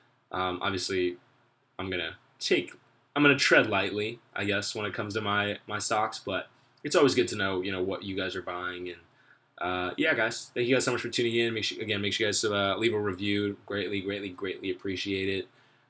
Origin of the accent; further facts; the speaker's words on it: Orange County, California, United States; just in Orange County alone, 19,247 confirmed cases, 363 deaths. And that's my hometown